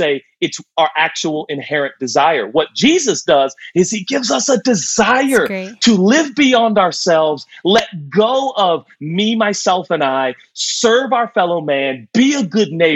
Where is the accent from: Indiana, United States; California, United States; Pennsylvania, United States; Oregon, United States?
Oregon, United States; Portland; I was born and raised in Portland.